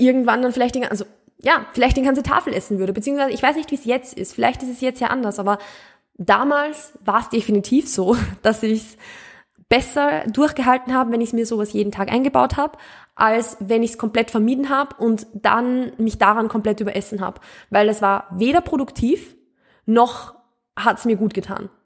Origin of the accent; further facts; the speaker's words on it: Mühlviertel, Upper Austria, Austria; accent: Austrian, Mühlviertel dialect; Ich komme ja aus Österreich, ich komme auch vom Land. Also ich bin wirklich mit Bauern, österreichisch, mühlviertlerisch aufgewachsen.